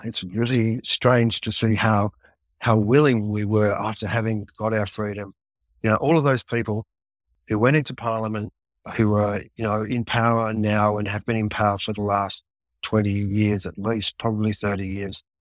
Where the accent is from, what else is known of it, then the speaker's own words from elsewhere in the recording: Australia; into your sixties as an Australian man